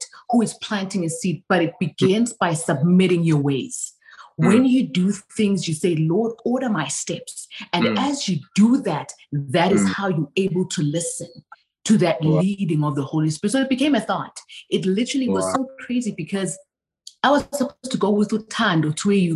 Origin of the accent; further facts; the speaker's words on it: South Africa; moved away as an adult; now in United States; I was born and raised in South Africa for 19 years of my life.